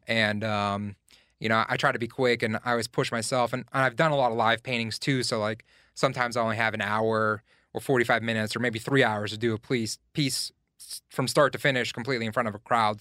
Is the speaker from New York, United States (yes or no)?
no; Glassport, Pennsylvania, United States; also born or lived in Elizabeth Township, Pennsylvania / San Francisco; now in Pittsburgh, United States; I grew up in Glassport, um, just, like, twelve miles outside of downtown Pittsburgh